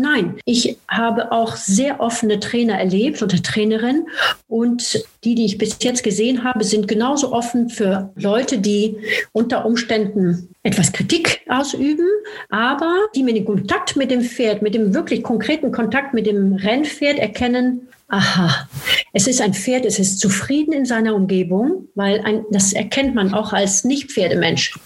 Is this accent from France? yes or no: yes; France; moved away; in Frankreich, wo ich herkomme